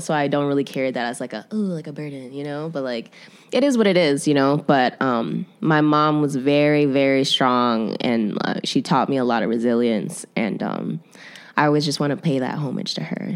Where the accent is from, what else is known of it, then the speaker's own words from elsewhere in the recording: Chicago, Illinois, United States; I'm born and raised in Chicago